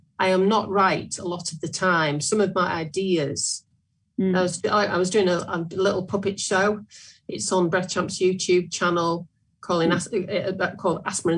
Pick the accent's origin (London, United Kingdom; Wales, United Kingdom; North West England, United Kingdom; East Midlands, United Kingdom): North West England, United Kingdom; Sale; I'm working in my hometown at the moment in Sale